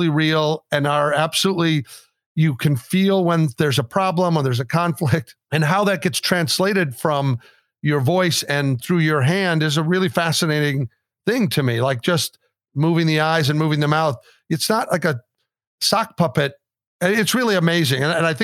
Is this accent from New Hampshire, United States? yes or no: no; Austin, Texas, United States; that's my hometown, Austin